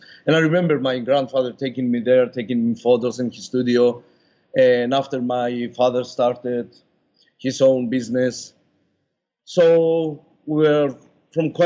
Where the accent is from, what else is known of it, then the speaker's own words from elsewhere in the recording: Limassol, Limassol District, Cyprus; I'm from Cyprus. Actually, it's in Europe. It's the second largest island in Mediterranean, and from Limassol